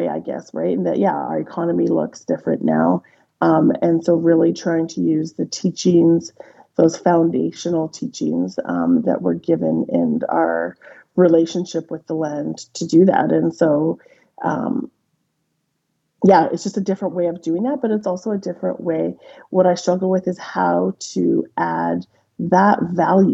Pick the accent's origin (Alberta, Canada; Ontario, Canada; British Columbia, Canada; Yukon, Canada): Yukon, Canada; Whitehorse; also born or lived in Mayo, Yukon; I grew up in Whitehorse, but certainly surrounded by people who lived the culture